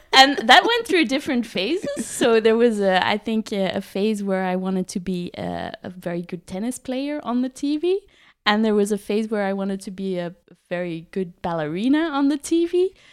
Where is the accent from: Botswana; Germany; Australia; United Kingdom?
Botswana; also born or lived in South Africa; I was born in South Africa. And uh, as a kid, I grew up in Botswana